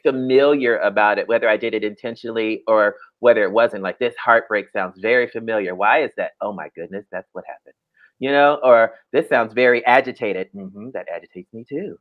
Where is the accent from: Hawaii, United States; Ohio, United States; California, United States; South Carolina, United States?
Ohio, United States; Dayton; moved away as an adult; also born or lived in Atlanta; I'm from Ohio